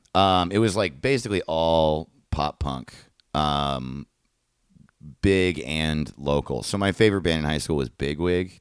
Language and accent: English; Greenwood Lake, New York, United States; I'm from Greenwood Lake, New York